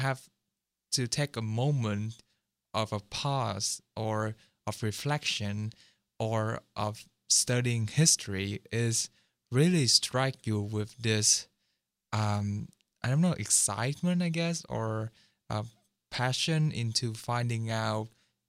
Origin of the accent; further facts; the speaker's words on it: Seattle, Washington, United States; I'm from Washington, like Seattle